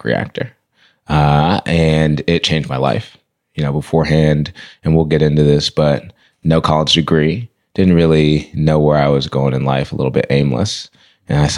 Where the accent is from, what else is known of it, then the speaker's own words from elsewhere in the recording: Berkeley, California, United States; I grew up in Berkeley, started elementary school at Craigmont, in Berkeley